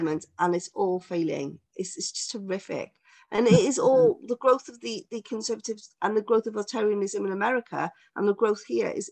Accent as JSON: {"language": "English", "town": "Cardiff", "region": "Wales", "country": "United Kingdom", "moved": "as an adult", "lives_now": "South Wales Valleys, United Kingdom", "said": "I'm from Cardiff."}